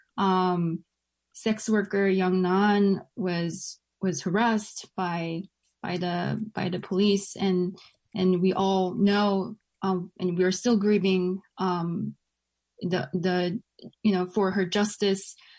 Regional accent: New York City, New York, United States; I grew up in Flushing. I live in Flushing

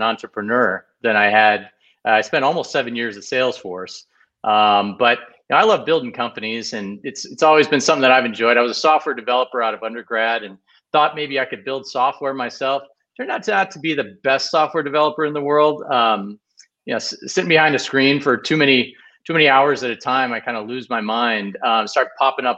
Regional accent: Midwest, United States; moved away; also born or lived in Ohio / Michigan / West Coast; I grew up in the Midwest, and specifically Ohio and Michigan.

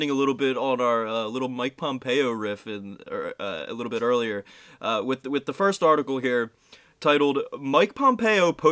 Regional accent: Ireland; Yeah, the Irish are a hive mind. I'm allowed to say this because I'm Irish.

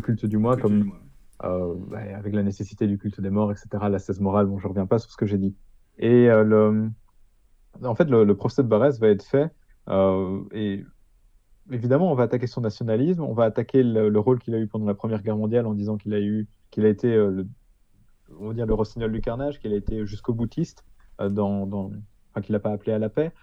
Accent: Hainaut, Wallonia, Belgium; je suis belge dans mon cas, je suis belge du Hainaut

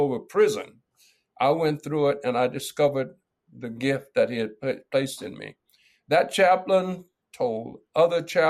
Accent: Midwest, United States; moved away as an adult; also born or lived in California / Los Angeles; I grew up in the Middle East, in the Midwest, in a Christian home

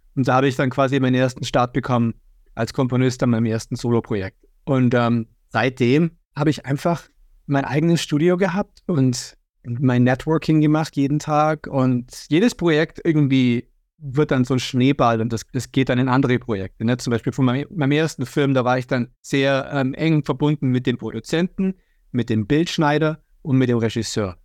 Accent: Germany; ich bin in Deutschland aufgewachsen

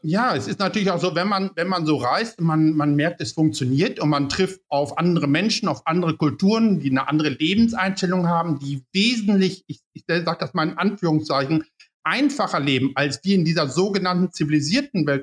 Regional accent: Paderborn, North Rhine-Westphalia, Germany; ich komme aus Paderborn

